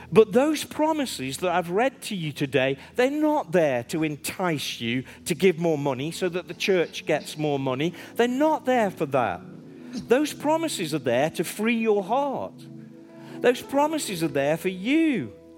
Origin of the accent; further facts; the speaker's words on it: Stoke-on-Trent, West Midlands, United Kingdom; I'm from Stoke on Trent